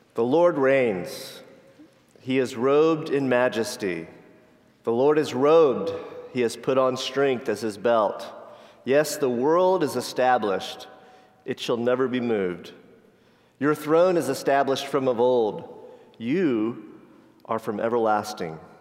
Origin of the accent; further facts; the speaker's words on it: Florida, United States; I grew up in Florida